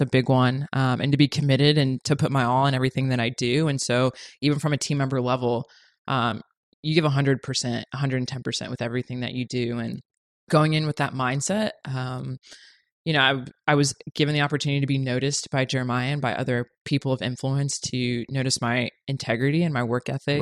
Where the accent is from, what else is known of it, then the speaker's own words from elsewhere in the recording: Orlando, Florida, United States; moved away as an adult; now in Los Angeles, United States; originally from Orlando, Florida, born and raised